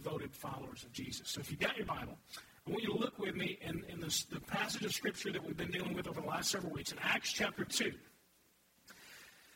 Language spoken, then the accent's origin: English; United States; I'm an American. God simply blessed me with the opportunity to grow up in this country